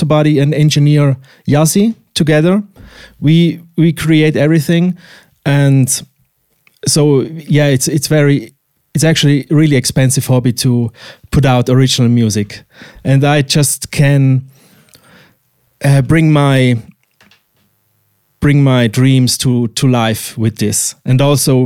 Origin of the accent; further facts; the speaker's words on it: Switzerland; English is a second language; the countryside where I grew up in Switzerland here.